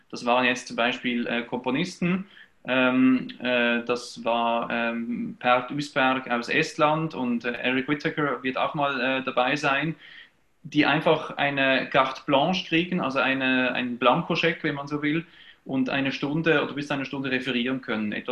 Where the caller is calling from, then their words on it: Basel, Northwestern Switzerland, Switzerland; Ich bin äh, aus der Schweiz dabei. Ich bin äh, Präsident des äh, Verbands Chorleitung Nordwestschweiz. Das ist die Region Basel, ähm, Grenzgebiet äh, Lörrach äh, in der Nähe von Südbaden und so weiter.